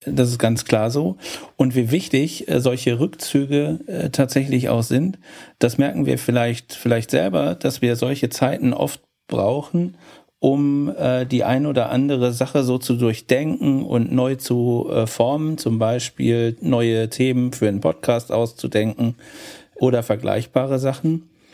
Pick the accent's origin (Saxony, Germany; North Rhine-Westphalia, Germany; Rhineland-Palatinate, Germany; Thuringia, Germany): North Rhine-Westphalia, Germany; Cologne; Für mich als Kölner